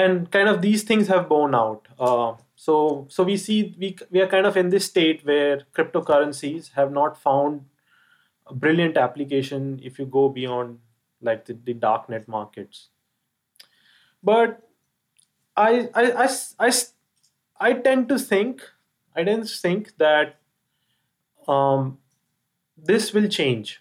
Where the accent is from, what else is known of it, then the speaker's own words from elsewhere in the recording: India; me being an Indian